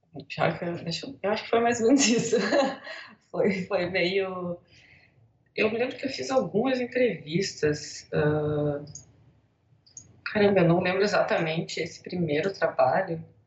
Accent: Rio Grande do Sul, Brazil; also born or lived in Buenos Aires, Argentina / Porto Alegre, Brazil; Sou gaúcha, moro em Porto Alegre

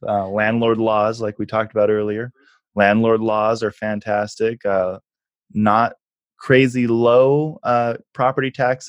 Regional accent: Boise, Idaho, United States; I'm from Boise, Idaho

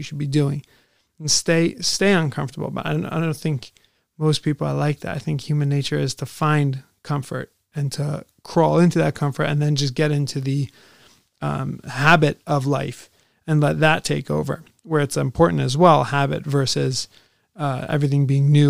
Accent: United States; now in Israel; I'm an American, and for an American, I live in Israel

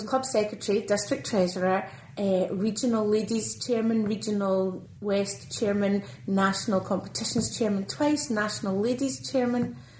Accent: Airdrie, Scotland, United Kingdom; I'm a dairy farmer's daughter from Lanarkshire, so the Lanarkshire girl came home at the end of her days. I was born and raised on Crumlet Farm at Airdrie

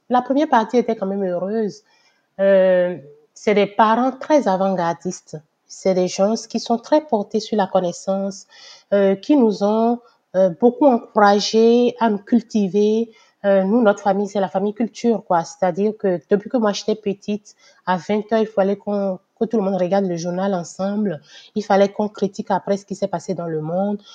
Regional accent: Benin; moved away as an adult; now in Canada; je suis née, j'ai grandi au Bénin

